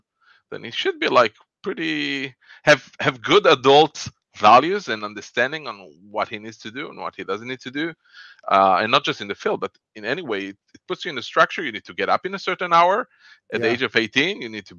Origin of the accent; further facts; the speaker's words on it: Israel; So I was born and raised in Israel. I'm 48 years old and I was born here. I live here all my life. And I love Israel.